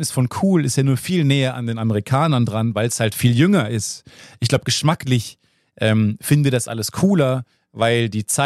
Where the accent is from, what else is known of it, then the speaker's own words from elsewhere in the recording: Cologne, North Rhine-Westphalia, Germany; in der Welt rumzureisen und zu sagen, ich komme aus Cologne